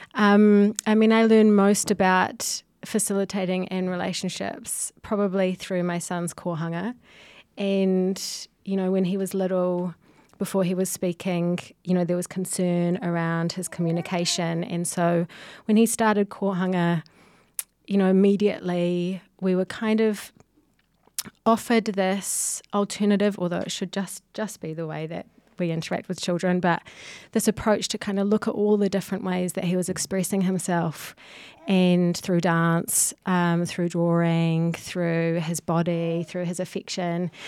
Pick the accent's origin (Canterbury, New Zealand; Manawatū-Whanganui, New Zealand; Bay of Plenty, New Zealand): Manawatū-Whanganui, New Zealand; Whanganui; also born or lived in Manchester, United Kingdom; now in Auckland, New Zealand; I come from Wanganui